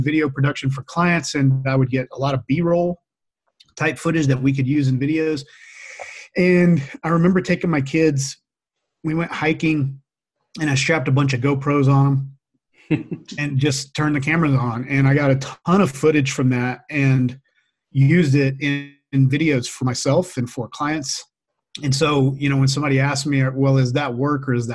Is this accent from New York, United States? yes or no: no; Louisiana, United States; now in Boise, United States; I grew up in Louisiana